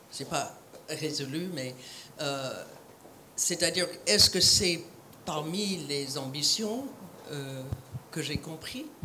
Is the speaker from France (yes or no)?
no; United States; Je suis américaine